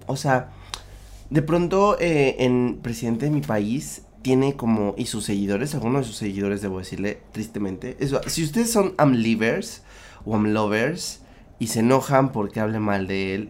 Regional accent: Mexico

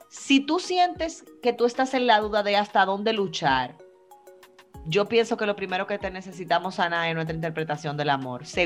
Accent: Dominican Republic; Yo soy más, dominicana

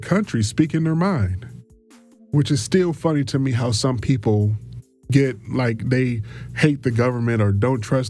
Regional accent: Detroit, Michigan, United States; I was born and raised in Detroit

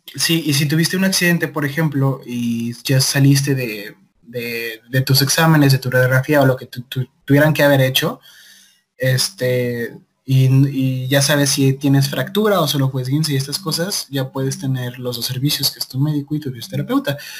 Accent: Guadalajara, Jalisco, Mexico; soy de Guadalajara, Jalisco, México, tapatío de corazón.

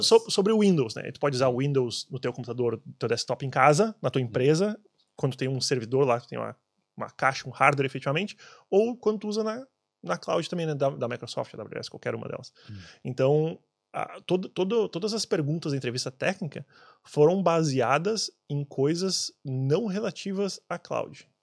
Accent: Brazil; moved away; eu sendo brasileiro

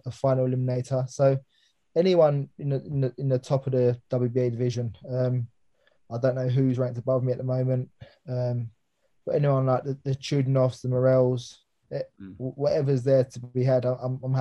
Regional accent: London, United Kingdom; it was in Alexandra Palace, obviously my hometown

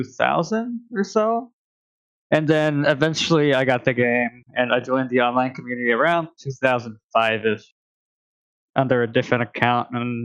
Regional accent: Portland, Oregon, United States; moved away as an adult; now in Phoenix, United States; I'm from Portland, Oregon, but I recently moved to Phoenix in Arizona. I am 25

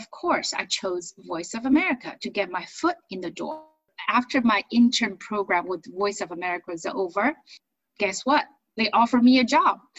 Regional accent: China; now in United States; I was born and raised in China, and of course, have to explain to you and our uh, your audience how I ended up being here uh, as an immigrant, and I think you could relate because we're both immigrants.

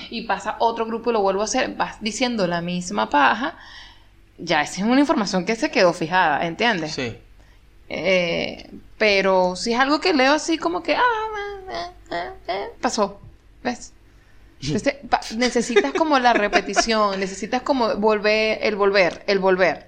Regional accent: Venezuela; moved away as an adult; now in Argentina; soy venezolana

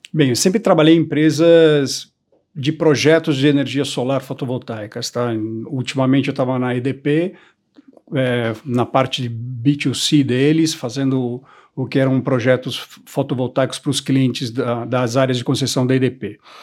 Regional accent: São Paulo, Brazil; also born or lived in Curitiba / Europe; eu sou brasileiro, nasci em, em, Curitiba, morei toda a minha vida em São Paulo

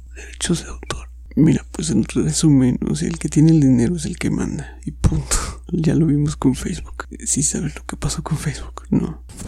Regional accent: Mexico; soy mexicano

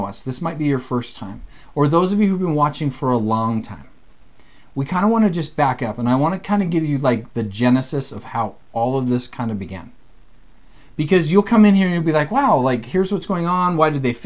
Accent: Alberta, Canada; moved away as an adult; also born or lived in Provo, Utah; We're both Canadian. We live in Canada.

